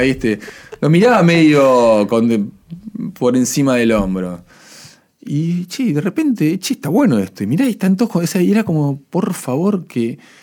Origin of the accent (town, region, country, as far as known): Argentina